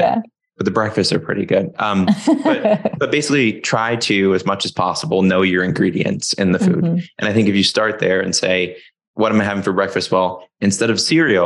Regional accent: Florida, United States; moved away as an adult; now in Seattle, United States; from where I grew up in Florida

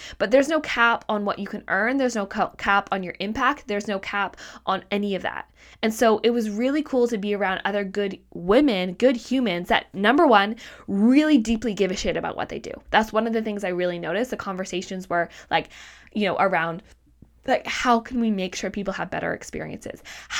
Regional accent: Canada; also born or lived in Australia; I'm like, I am like from Canada. I live in a city and I used to live in Australia.

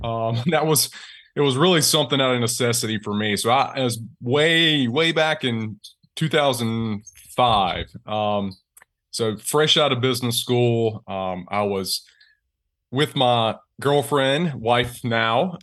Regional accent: Eastern North Carolina, United States; also born or lived in Greenville, South Carolina; I'm from Eastern North Carolina, so I'm from that region

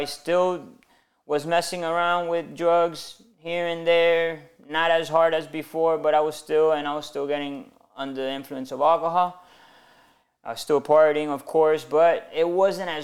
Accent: Miami, Florida, United States; Born and raised in Miami.

